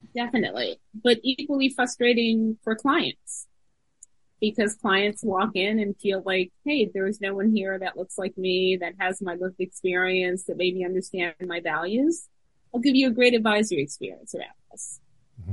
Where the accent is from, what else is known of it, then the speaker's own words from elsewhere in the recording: New York, United States; I grew up in New York